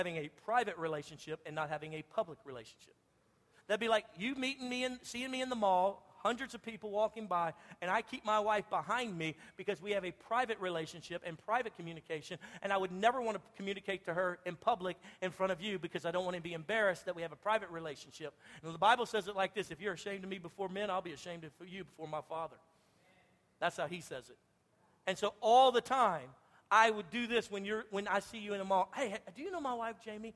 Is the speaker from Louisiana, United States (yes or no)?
yes; Louisiana, United States; I'm from Louisiana. We love to fish.